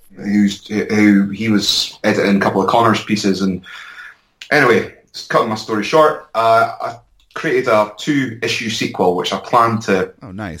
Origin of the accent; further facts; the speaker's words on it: Edinburgh, Scotland, United Kingdom; also born or lived in London; I was based in London up until recently, and uh, I'm back in my hometown of Edinburgh.